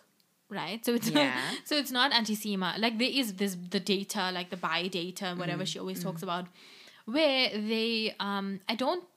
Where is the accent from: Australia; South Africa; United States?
South Africa; first language English; Because it's as a South African Indian, it's very much dying down, Indian languages.